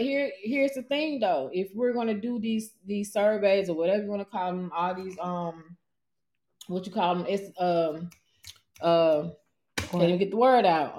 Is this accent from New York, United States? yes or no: no; Atlanta, Georgia, United States; I'm born and raised in Atlanta, Georgia. Born at Grady.